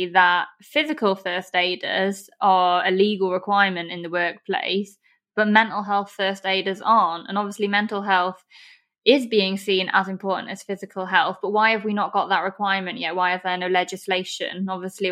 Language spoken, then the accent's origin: English; Chester, North West England, United Kingdom; also born or lived in Liverpool; I'm from Chester, so not too far away.